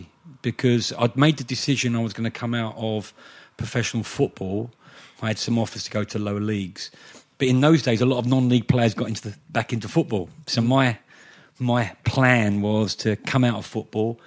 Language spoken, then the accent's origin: English; London, United Kingdom; Although I came from East Ham, and my family are West Ham fans